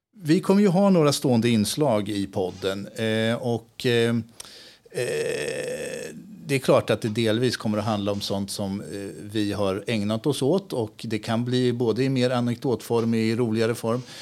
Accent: Askersund, Örebro County, Sweden; moved away as an adult; also born or lived in Spain; now in Örebro, Sweden; Jag är uppväxt i Askersund och bodde där hela min uppväxt

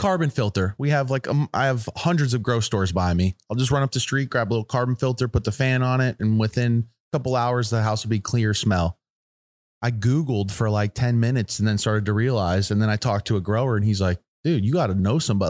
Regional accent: United States; I'm from the United States

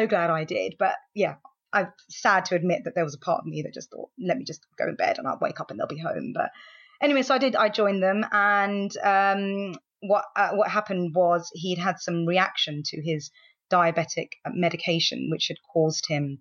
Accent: London, United Kingdom; I am from London and I am 33 years old

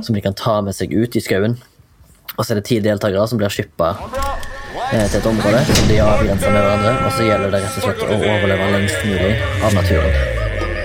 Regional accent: Haugesund, Rogaland, Norway; now in Oslo, Norway; kommer fra Haugesund, bor i Oslo

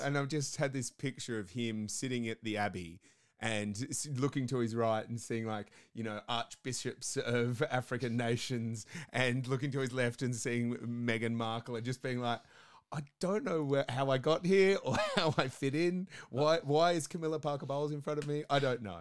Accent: Australia; also born or lived in United Kingdom; I'm an Australian living in Australia, but have lived in the UK for a half a decade or so

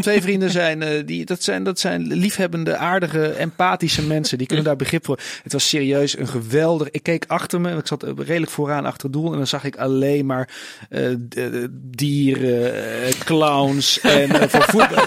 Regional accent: Tilburg, North Brabant, Netherlands; Ik ben opgegroeid in Tilburg

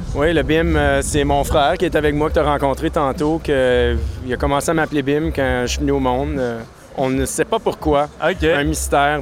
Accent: Maniwaki, Quebec, Canada; moved away as an adult; also born or lived in Gatineau / Montreal / Japan; je viens de Gatineau, d'ailleurs. je viens de Maniwaki. Je suis né à Maniwaki

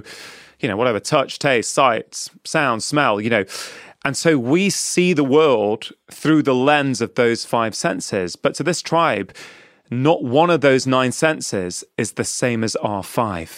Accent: England, United Kingdom; I was born and brought up in England

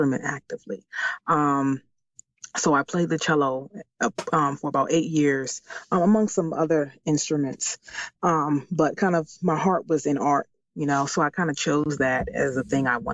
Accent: Washington, District of Columbia, United States; moved away as an adult; now in Maryland, United States; I was born and raised in Washington, D.C., and I currently live in Maryland.

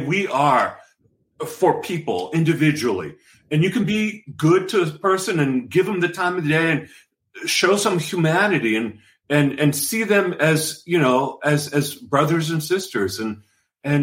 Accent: New York City, New York, United States; I'm just this kid from the Bronx

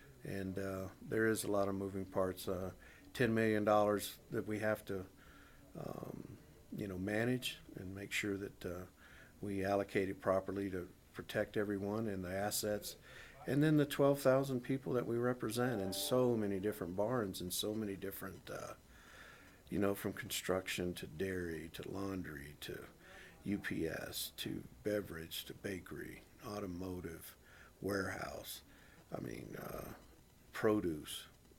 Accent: North Carolina, United States; because I came from a military family, and I grew up in North Carolina where one of the least unionized state in America.

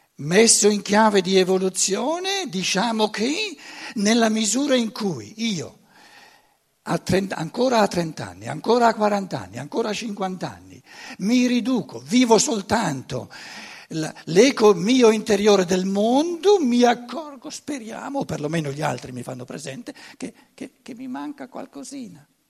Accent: Germany; Italian is a second language; io vengo dalla Germania, e devo imparare, ri, riimparare l'italiano

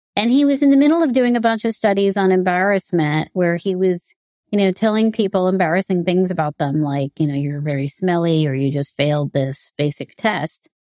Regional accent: New York, United States; growing up in New York, in, uh, the high schools here in the U S

